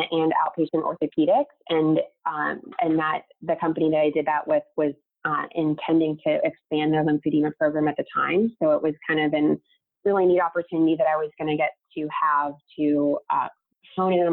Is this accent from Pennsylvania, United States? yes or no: yes; Pittsburgh, Pennsylvania, United States; also born or lived in Virginia; I am originally from Pittsburgh. So I moved back to Pittsburgh